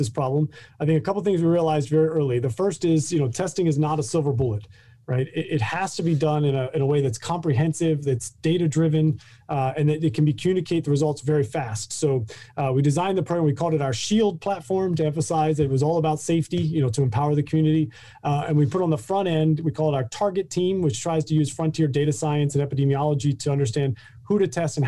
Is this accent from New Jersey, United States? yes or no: no; about an hour northwest of Baltimore, Maryland, United States; moved away as an adult; also born or lived in Massachusetts; I grew up in Maryland, about an hour northwest of Baltimore